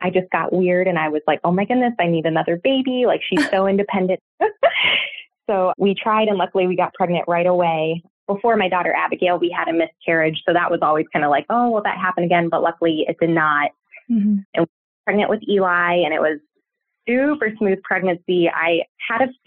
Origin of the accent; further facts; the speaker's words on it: Cleveland, Ohio, United States; moved away as an adult; now in Athens, United States; I'm originally from the Cleveland, Ohio area, but we recently moved down to Athens, Ohio